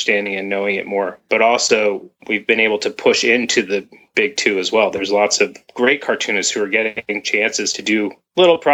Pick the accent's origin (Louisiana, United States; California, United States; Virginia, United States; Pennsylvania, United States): California, United States; Berkeley; moved away as an adult; also born or lived in Mill Valley, California / Savannah / Vermont; I grew up in Berkeley, which also has a lot of strong feminist ties